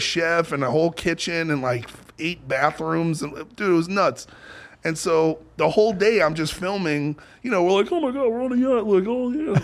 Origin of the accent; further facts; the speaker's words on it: New York, United States; I grew up in New York